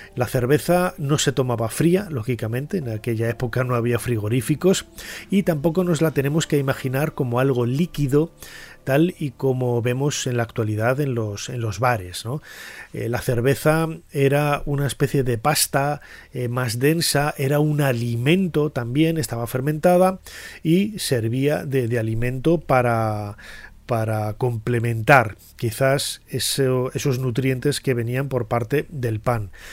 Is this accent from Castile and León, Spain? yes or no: yes; León, Castile and León, Spain; en Castilla y León, que yo soy de allí, yo nací en León